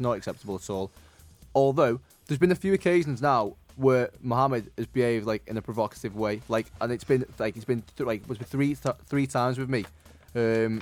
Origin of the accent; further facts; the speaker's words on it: Liverpool, North West England, United Kingdom; I'm from Liverpool